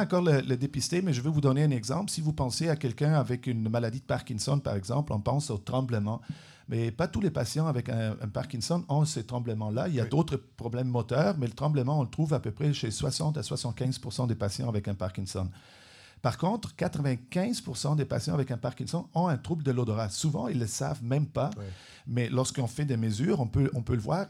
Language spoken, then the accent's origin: French; Trentino-Alto Adige, Italy; French is a second language; moved away as an adult; also born or lived in Switzerland / Vienna, Austria / Germany / Montreal, Canada; now in Trois-Rivières, Canada; Je suis né en Suisse, j'ai oh. grandi en Italie, dans le nord de l'Italie, une petite province euh, bilingue, majoritairement allemande.